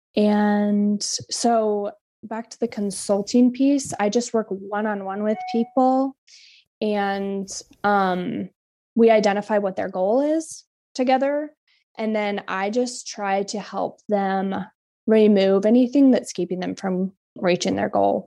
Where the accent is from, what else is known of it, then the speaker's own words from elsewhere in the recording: Kodiak, Alaska, United States; moved away; I'm from Kodiak